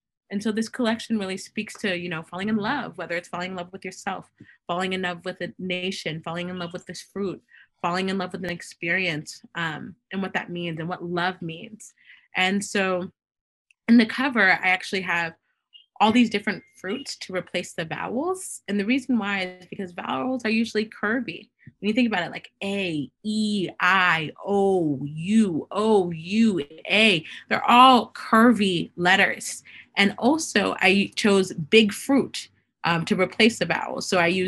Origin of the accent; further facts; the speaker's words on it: Haiti; I'm from Haiti, the first independent Black nation.